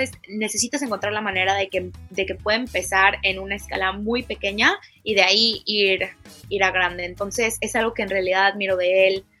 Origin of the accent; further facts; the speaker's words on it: Mexico; yo creciendo en México también